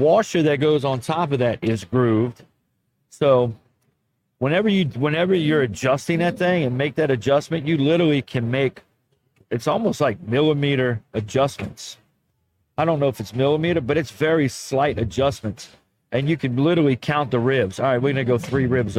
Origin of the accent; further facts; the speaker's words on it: New Orleans, Louisiana, United States; Oh, that's my hometown